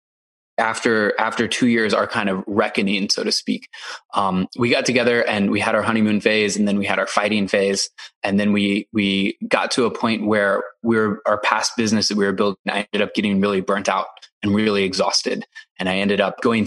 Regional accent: Iowa, United States; moved away as an adult; I grew up in a town of 600 people in Iowa

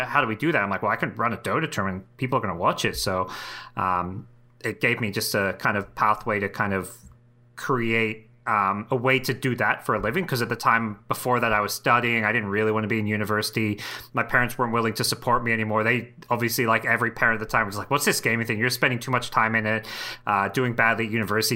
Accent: Australia; moved away as an adult; also born or lived in Southeast Asia; Australia, which is my hometown.

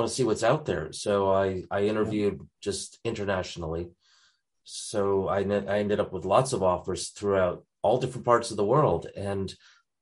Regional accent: Connecticut, United States; moved away as an adult; also born or lived in North Carolina, United States; now in Christchurch, New Zealand; I was born up in Connecticut. So I spent some time up in the very liberal state of Connecticut

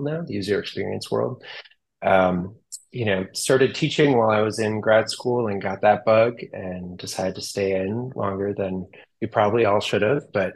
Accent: Wisconsin, United States; moved away as an adult; also born or lived in Minnesota; now in Seattle, United States; I'm from Wisconsin, but lived in Minnesota for a number of years during grad school

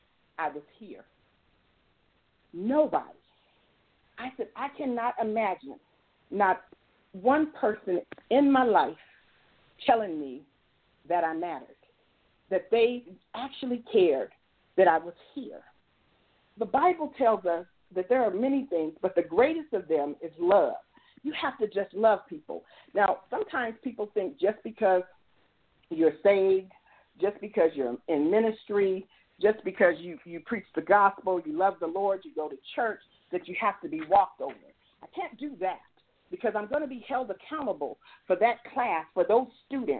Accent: United States; I came from the South Side. I grew up in the Vistas

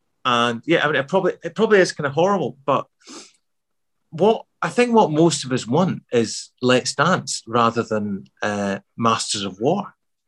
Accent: Glasgow, Scotland, United Kingdom; accent: Glasgow; also born or lived in Midlands; back to Glasgow in the mid 70s, I didn't feel like I fitted in at all. You know, I had to change my accent back from, because I had a Midlands accent when I was a kid. So I had to sort of change that back to a Glasgow accent

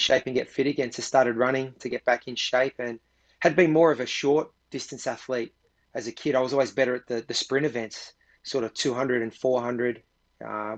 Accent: Sydney, New South Wales, Australia; also born or lived in Cronulla; sort of grew up. Well, it's now called the inner west of Sydney, but it used to be called the western suburbs back in the day.

